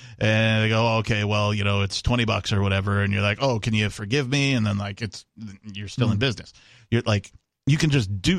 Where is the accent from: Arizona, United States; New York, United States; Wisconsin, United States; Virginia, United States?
Wisconsin, United States; I grew up in Wisconsin